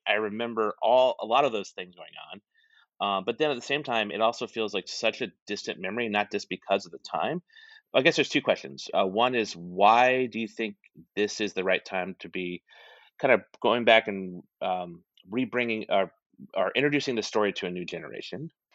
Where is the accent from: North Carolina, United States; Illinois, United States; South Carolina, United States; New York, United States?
South Carolina, United States; moved away; also born or lived in New Orleans; I grew up in South Carolina and New Orleans, and I was living in South Carolina when this happened.